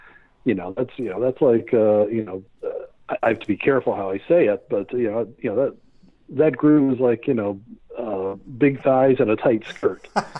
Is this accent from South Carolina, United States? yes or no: no; Santa Cruz, California, United States; I'm a kid from Santa Cruz, California. White kid. I'm really white, you know, like aspirin white.